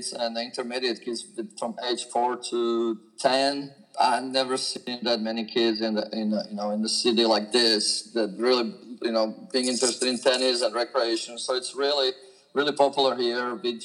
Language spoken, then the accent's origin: English; Slovakia; moved away as an adult; now in Fairhope, United States; I'm originally from Slovakia, which until 1992 was called Czechoslovakia, where I grew up playing tennis as a junior